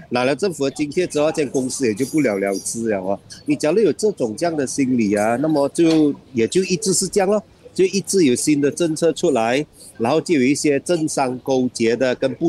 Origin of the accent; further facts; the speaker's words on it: Sabah, Malaysia; 嗯，在我老家沙巴，这个更不用说了，是不是？